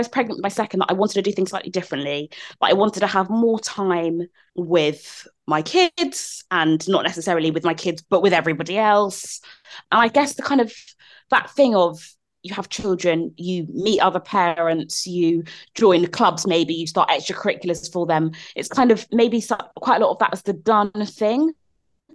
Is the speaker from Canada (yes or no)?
no; London, United Kingdom; moved away; I grew up in South London